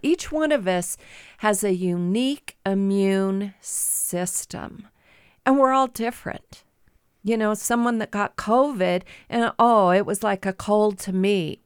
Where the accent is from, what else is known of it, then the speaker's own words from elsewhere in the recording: Midwest, United States; moved away as an adult; now in Great Falls, United States; I grew up in the Midwest